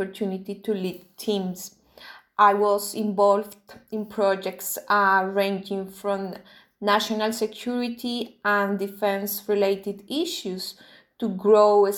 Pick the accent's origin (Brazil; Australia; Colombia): Colombia; moved away as an adult; also born or lived in United Kingdom; now in Geneva, Switzerland; I'm from Colombia